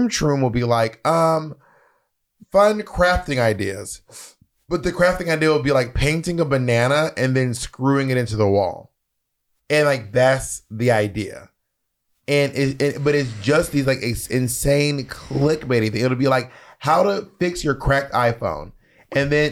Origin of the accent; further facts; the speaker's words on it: New York, United States; I'm from New York